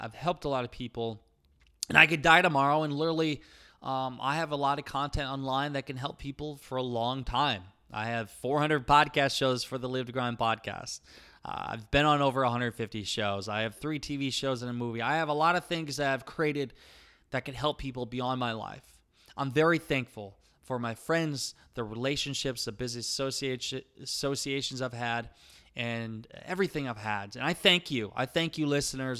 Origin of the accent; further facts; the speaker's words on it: Iowa, United States; accent: Iowa; I have my Iowa accent and slang